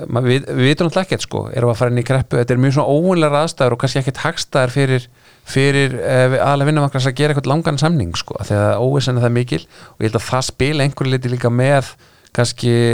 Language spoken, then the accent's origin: Icelandic; Iceland; ég er það frá Íslandi